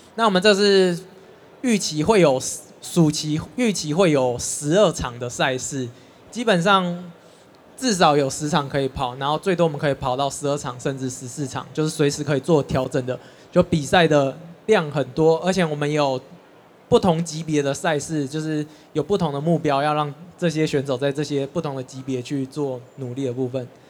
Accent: Taiwan; 不是只有我们台湾选手

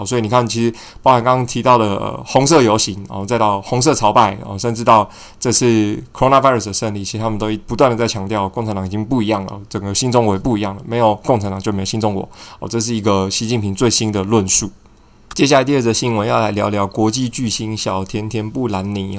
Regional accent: Taiwan; 我们就是土生土长的台湾人

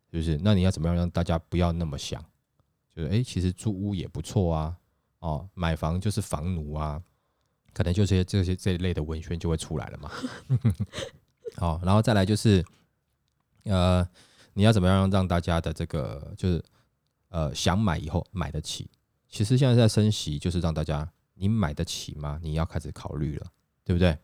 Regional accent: Taiwan; 我们台湾人

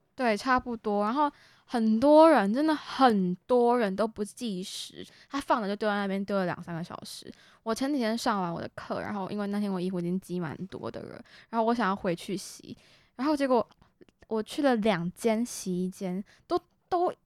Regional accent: Kaohsiung, Taiwan; moved away as an adult; now in Taipei, Taiwan; 我们都是从高雄上来的学生

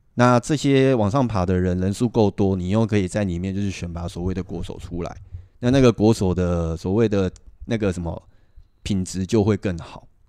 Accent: Taichung, Taiwan; 我们本身是台中人

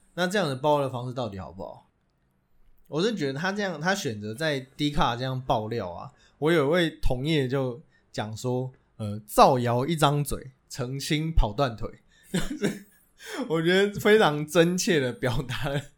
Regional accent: Taiwan; 在我们台湾人眼里看来

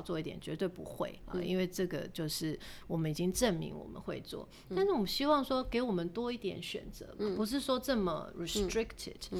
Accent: Taiwan; 身为台湾人，我们是幸福的

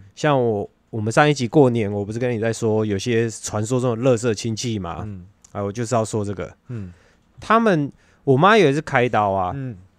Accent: Taiwan; 普遍我们台湾人相信什么的

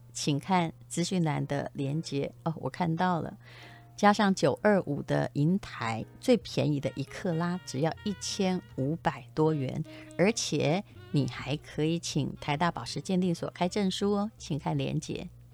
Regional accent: Yilan County, Taiwan; moved away; 我也是宜兰人，我也希望宜兰会长啊， 我还有老家在那里

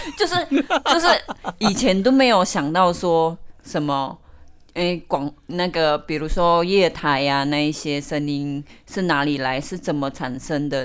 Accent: Indonesia; Chinese is a second language; now in Taiwan; 我来自印尼

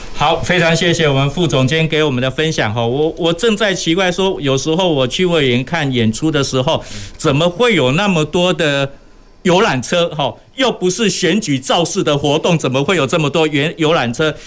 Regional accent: Taiwan; 我们台湾人非常有爱心

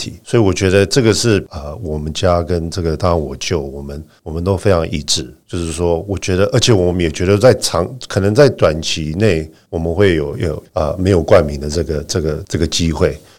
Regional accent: Zhonghe, New Taipei, Taiwan; 我在呃中和长大，我的感情是中和啊，对不对？

